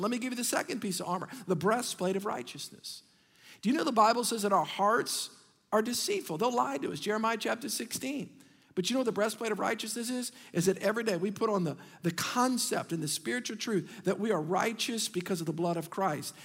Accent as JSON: {"language": "English", "town": "Metairie", "region": "Louisiana", "country": "United States", "tie": "born or raised there", "said": "we grew up in Metairie"}